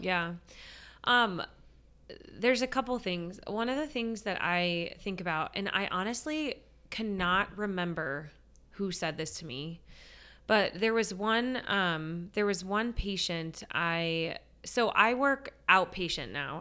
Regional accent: San Diego, California, United States; moved away as an adult; also born or lived in Steubenville, Ohio / Washington, D.C.; I grew up in San Diego

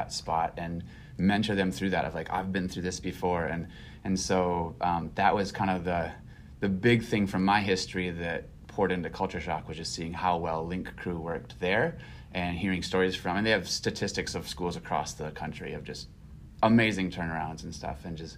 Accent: Brainerd, Minnesota, United States; moved away as an adult; So I grew up in Brainerd, and my wife is from Brainerd too. And so we have family here still.

